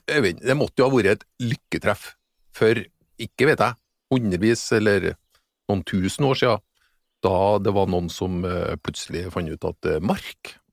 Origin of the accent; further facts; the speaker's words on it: Norway; der jeg kommer fra, heter det beitemark.